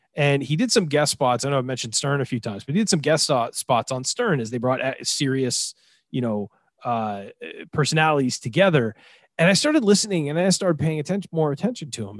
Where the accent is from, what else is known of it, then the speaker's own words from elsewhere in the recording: Southern California, United States; I grew up in Southern California, listening to six ninety, radio